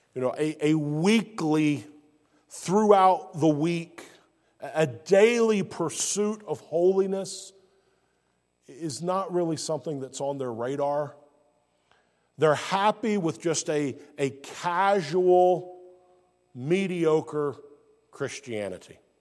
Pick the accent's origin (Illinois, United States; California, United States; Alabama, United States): Alabama, United States; also born or lived in South Carolina / Georgia; now in North Carolina, United States; I was born in Alabama, deep south, what many would refer to as the Bible Belt of the United States. And my life experience has been in Alabama, South Carolina, and now I live in North Carolina.